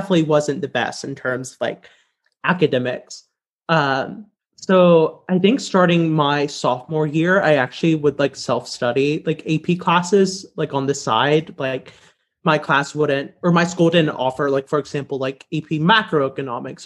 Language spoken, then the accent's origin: English; Southwest Louisiana, United States; I grew up in Louisiana's public schools in Southwest Louisiana